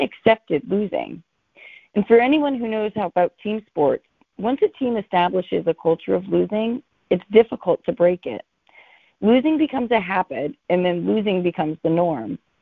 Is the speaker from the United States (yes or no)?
yes; Boston, Massachusetts, United States; because I'm from Boston, it is required that I'm a Patriots fan